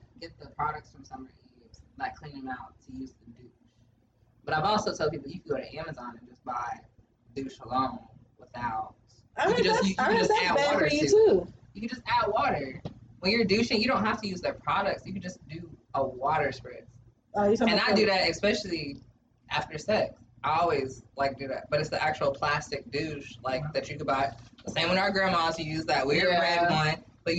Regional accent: Texas, United States; I'm from Texas.

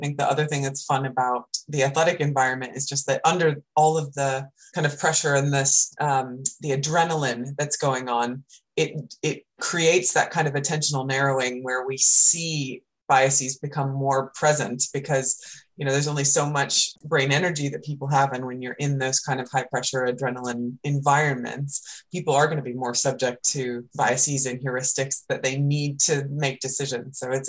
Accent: United States; now in United Kingdom; as an American person, I've been living in the UK long enough that I call it football

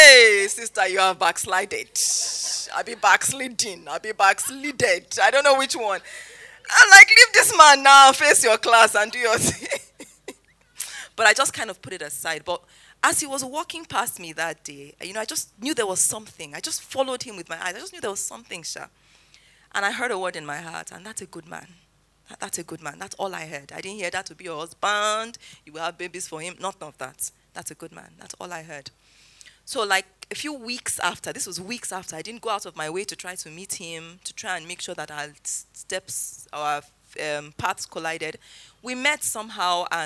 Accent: Zaria, Kaduna State, Nigeria; moved away as an adult; also born or lived in Lagos; I grew up in Zaria, came to Lagos for service year, NYSC

